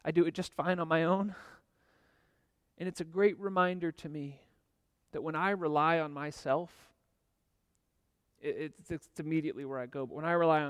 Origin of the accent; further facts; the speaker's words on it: United States; now in Zurich, Switzerland; as an American, especially as American white male